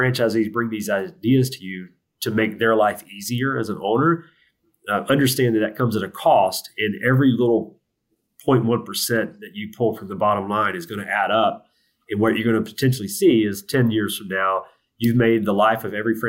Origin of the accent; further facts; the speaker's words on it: the South, United States; I'm from the South